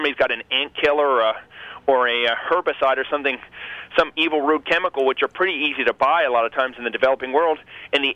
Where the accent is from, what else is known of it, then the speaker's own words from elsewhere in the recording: Montana, United States; also born or lived in Costa Rica; I'm from Montana, and I live very close to Yellowstone Park.